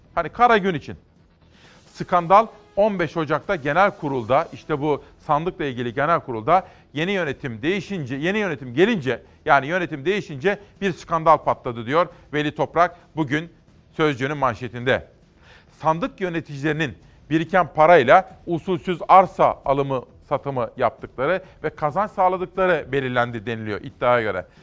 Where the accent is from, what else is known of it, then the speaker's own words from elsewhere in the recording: Simav, Kütahya, Turkey; Memleketim Kütahya Simav